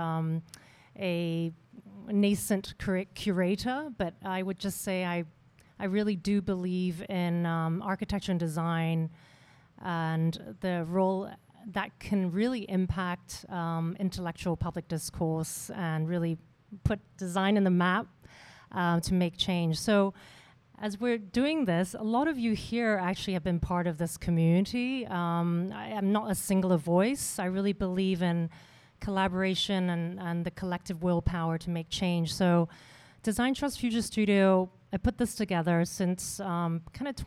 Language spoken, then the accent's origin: English; Hong Kong; I am from Hong Kong. I grew up here.